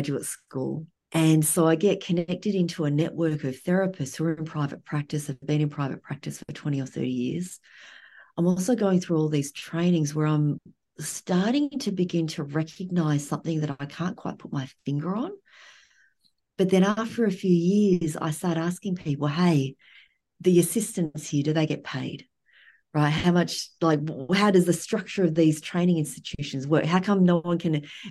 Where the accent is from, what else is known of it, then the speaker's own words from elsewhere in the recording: Australia; moved away as an adult; now in United States; being raised in Australia